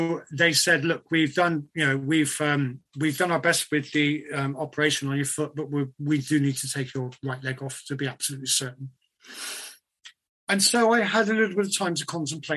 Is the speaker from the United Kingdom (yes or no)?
yes; United Kingdom; being British